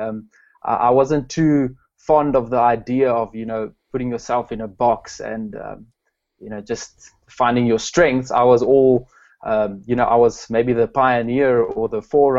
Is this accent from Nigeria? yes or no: no; Pretoria, Gauteng, South Africa; now in Klerksdorp, South Africa; I'm from South Africa, a little town called Klerksdorp. Originally grew up in Pretoria